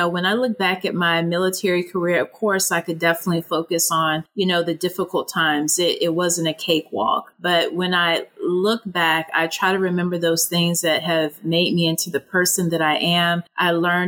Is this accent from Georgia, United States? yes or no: yes; Augusta, Georgia, United States; moved away as an adult; I grew up in the South in Augusta, Georgia